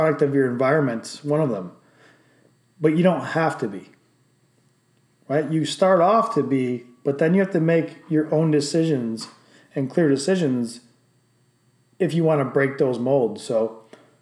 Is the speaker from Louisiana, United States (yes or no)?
no; Johnson City, New York, United States; also born or lived in Binghamton, New York; even though I was born in Binghamton, New York, I'm actually from Johnson City, New York, which is a smaller neighboring town